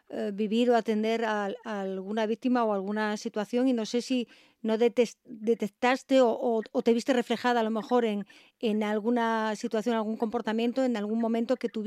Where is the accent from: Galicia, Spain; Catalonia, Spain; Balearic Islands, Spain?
Catalonia, Spain; Tarragona; moved away as an adult; now in Asturias, Spain; soy un pueblo de Tarragona, de Ascón. De un pueblo de Tarragona.